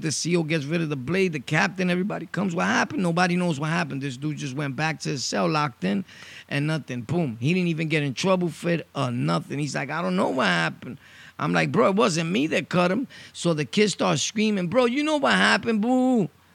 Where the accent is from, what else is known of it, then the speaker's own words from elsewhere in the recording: New York City, New York, United States; I'm originally from Brooklyn, born and raised Sunset Park.